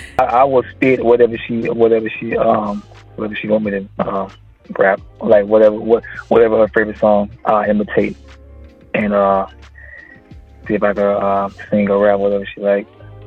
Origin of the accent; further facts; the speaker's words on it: Florida, United States; Well, the 386 comes from my area code. My hometown area code is 386, so I took it and ran with it.